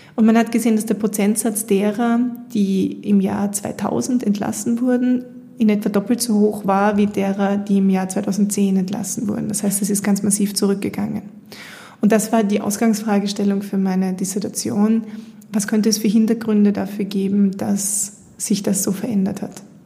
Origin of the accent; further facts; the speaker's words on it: Austria; bei uns in Österreich